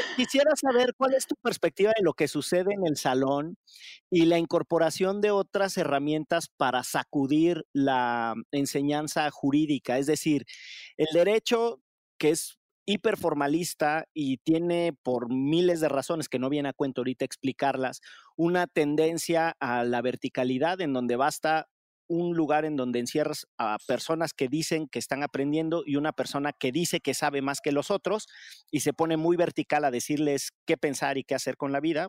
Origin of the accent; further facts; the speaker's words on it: Orizaba, Veracruz, Mexico; moved away; yo en realidad soy de Orizaba, pero mi, familia sí es de, la zona del, Barlovento